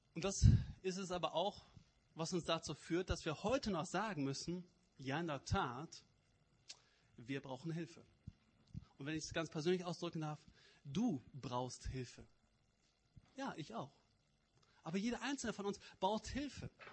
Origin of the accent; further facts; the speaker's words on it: Cologne area, North Rhine-Westphalia, Germany; moved away; Ich komme aus der Kölner Gegend, vielleicht hört ihr das.